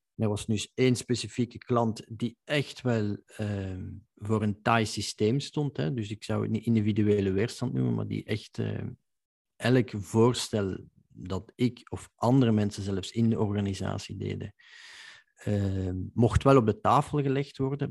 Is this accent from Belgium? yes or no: yes; Belgium; als Belg